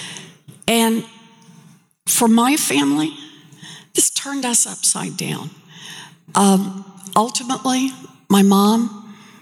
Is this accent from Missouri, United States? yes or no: no; Oklahoma, United States; I grew up out in Oklahoma, paycheck to paycheck family